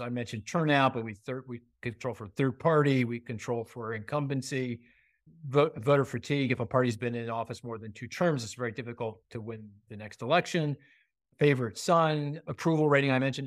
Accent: Pennsylvania, United States; I'm from Pennsylvania. I live in the suburbs of Philly.

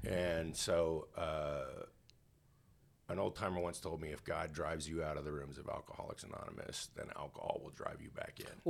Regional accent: Canada; I grew up in Canada

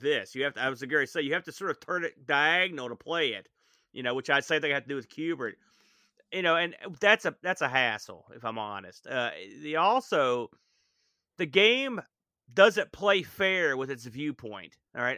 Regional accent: United States; I guess I'm an American

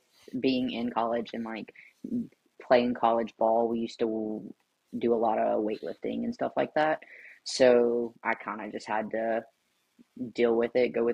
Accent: Alabama, United States; also born or lived in South Carolina; I was born in Alabama. I was born and raised here

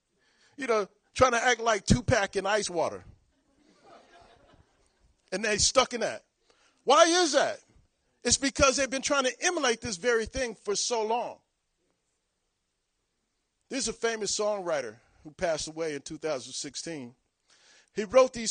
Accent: Long Beach, California, United States; moved away as an adult; now in Virginia Beach, United States; I'm from Long Beach, California

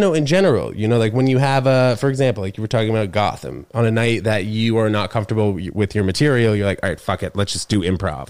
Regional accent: New York, United States; also born or lived in Connecticut; I'm from New York

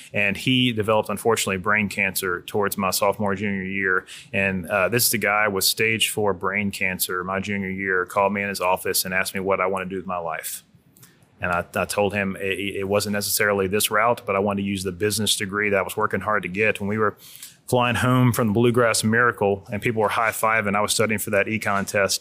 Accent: Hammond, Louisiana, United States; I grew up in Hammond, Louisiana down the road

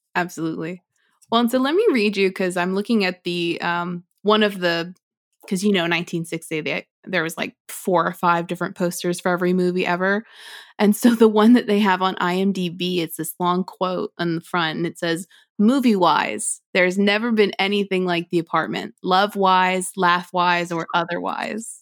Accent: United States; as an American

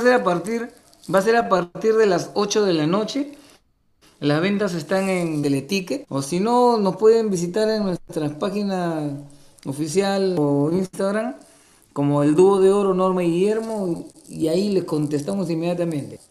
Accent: Callao, Peru; somos del Callao somos del mismo barrio, del mismo colegio

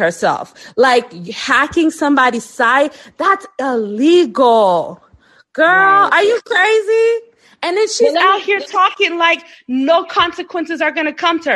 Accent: South Florida, United States; I'm from South Florida

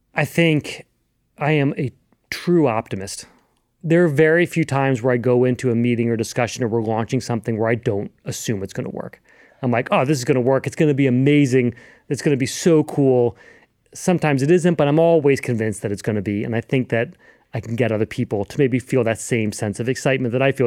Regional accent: Louisville, Kentucky, United States; growing up in Louisville, Kentucky

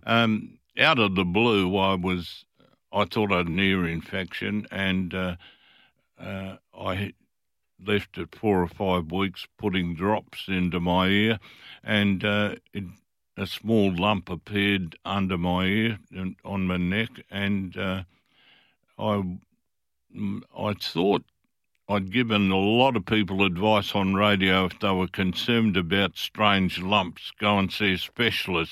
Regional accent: Fremantle, Western Australia, Australia; I was from Fremantle. Fremantle people looked after each other.

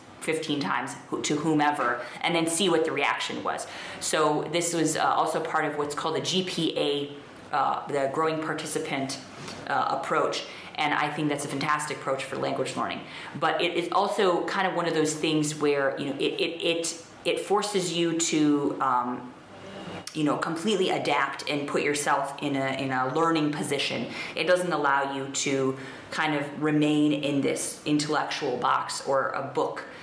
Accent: United States; moved away as an adult; now in India; as an American

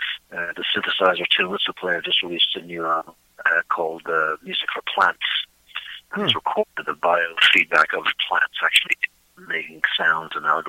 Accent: Dublin, Leinster, Ireland; moved away as an adult; also born or lived in Pittsburgh; I grew up in Dublin.

